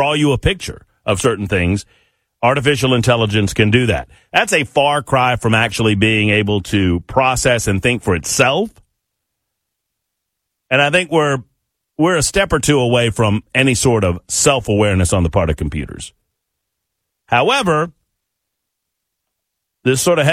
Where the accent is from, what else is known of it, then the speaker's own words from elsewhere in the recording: Georgia, United States; now in Nashville, United States; the state of Georgia, my home state